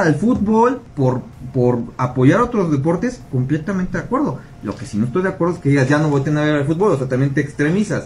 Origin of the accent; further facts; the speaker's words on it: Mexico; es una cultura que tenemos los mexicanos